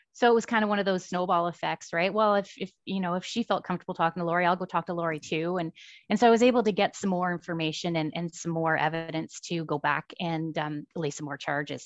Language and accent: English; about an hour outside of Ottawa, Ontario, Canada; moved away as an adult; also born or lived in Kitimat, British Columbia; now in Surrey, Canada; I grew up in Ontario, about an hour outside of Ottawa